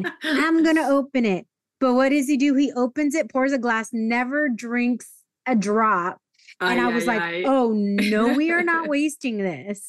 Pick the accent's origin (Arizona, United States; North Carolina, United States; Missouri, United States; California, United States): California, United States; Escondido; I grew up in North County, in North County, San Diego, a city called Escondido.